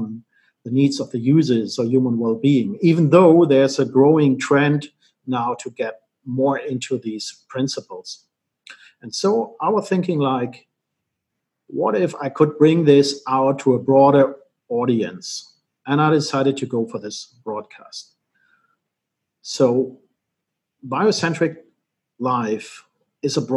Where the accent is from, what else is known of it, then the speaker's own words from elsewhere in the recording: Germany; I was born and raised in Germany